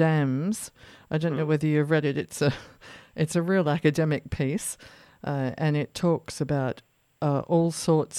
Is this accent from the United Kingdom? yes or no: no; Australia; I grew up here in Australia